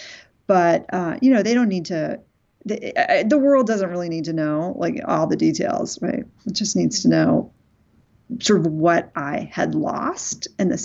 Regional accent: New York City, New York, United States; I grew up in New York City, but my parents were divorced

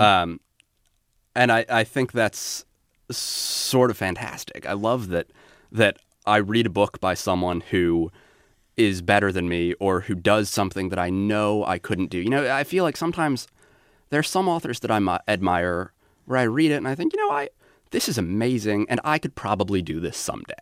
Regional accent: Alaska, United States; I grew up in Alaska

